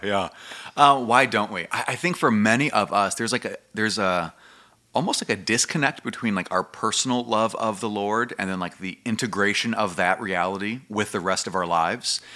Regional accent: United States; as American Christians and what we've grown up

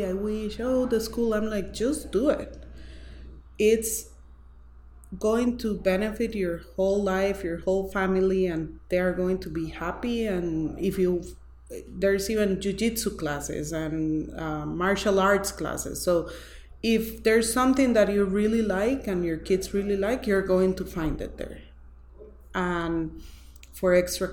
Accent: Costa Rica; I'm from Costa Rica

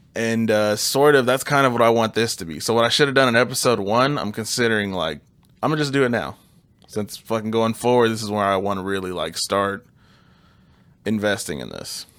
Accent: Kansas City, United States; We're from Kansas City.

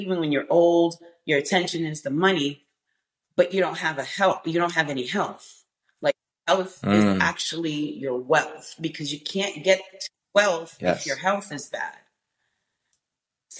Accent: Boston, Massachusetts, United States; also born or lived in New York; I was born in New York, but I was raised in Boston. So I'm from Dorchester

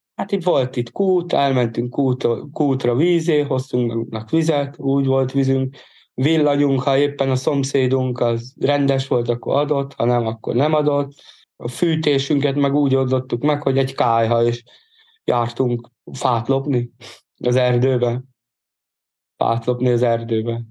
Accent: Bag, Pest, Hungary; born or raised there; also born or lived in Budapest

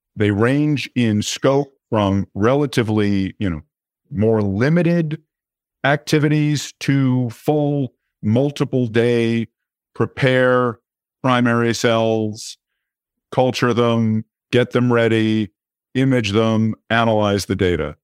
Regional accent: New York City, New York, United States; I was born in New York City, grew up on the Upper East Side.

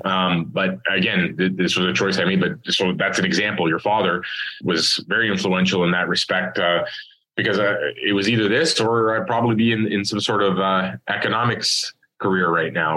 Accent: Toronto, Ontario, Canada; I'm Scarborough born and raised.

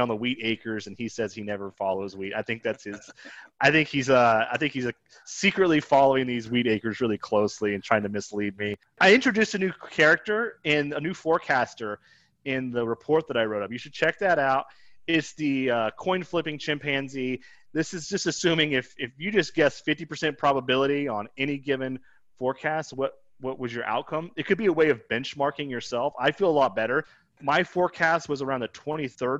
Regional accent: Kansas, United States; I grew up in Kansas

